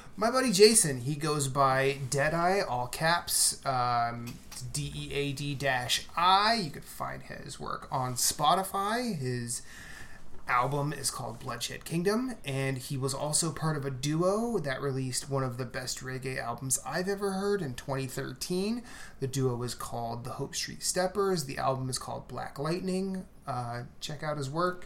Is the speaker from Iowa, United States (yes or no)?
yes; rural Iowa, United States; I'm not from the South, but being from rural Iowa